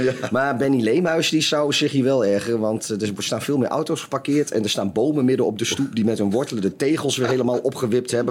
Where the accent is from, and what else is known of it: Netherlands